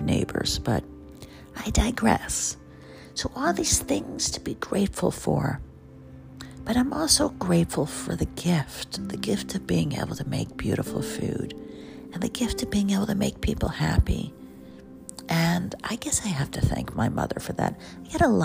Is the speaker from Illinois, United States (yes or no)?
no; New York City, New York, United States; I'm a New Yorker